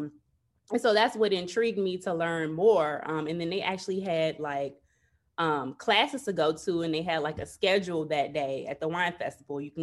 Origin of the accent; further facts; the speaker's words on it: Chicago, Illinois, United States; I'm from Chicago, born and raised.